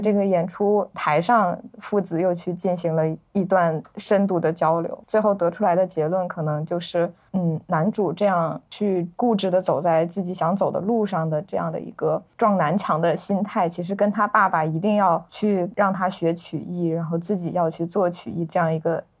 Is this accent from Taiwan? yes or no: no; northern China, China; 我是个北方人，就对它里面那个京腔啊，北方的这个文化的氛围感觉还是比较熟悉的